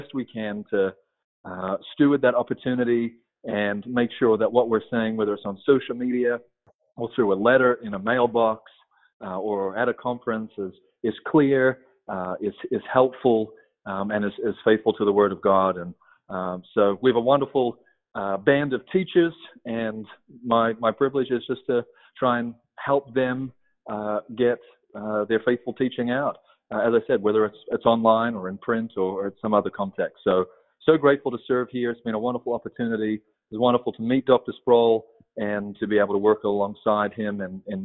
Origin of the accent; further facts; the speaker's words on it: Australia; moved away as an adult; now in United States; I'm not from Texas. Originally from Australia. And I moved here at the beginning of 2012 with my wife and three kids at the time.